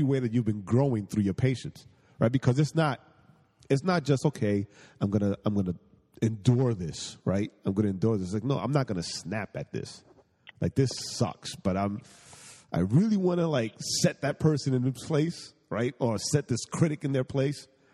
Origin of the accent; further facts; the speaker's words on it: New York City, New York, United States; moved away; I'm a New Yorker, right? I grew up in the projects